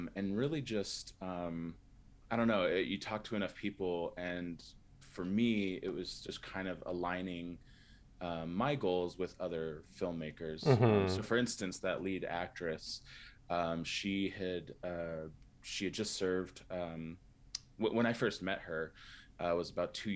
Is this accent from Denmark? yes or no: no; San Diego, California, United States; moved away as an adult; now in Salt Lake City, United States; I'm originally from San Diego